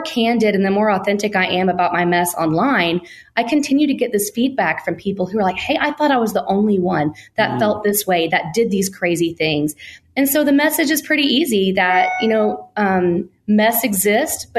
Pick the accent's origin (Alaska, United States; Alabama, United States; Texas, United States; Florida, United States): Alabama, United States; I was born and raised in Alabama.